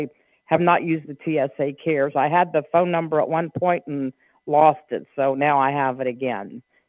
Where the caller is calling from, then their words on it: Winter Springs, Florida, United States; I'm in the Orlando area, Winter Springs, Florida.